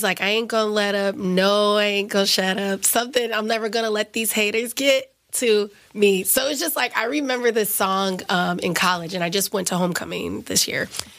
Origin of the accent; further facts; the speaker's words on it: the South, United States; now in New York, United States; Like, yes, I'm in New York now. You know, I'm a psychiatrist. I went to Cornell, but like, I'm from the South.